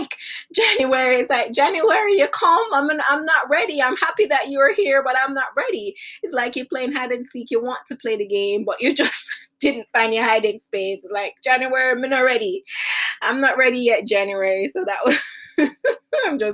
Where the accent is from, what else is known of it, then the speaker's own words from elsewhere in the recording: Jamaica; when I was growing up in Jamaica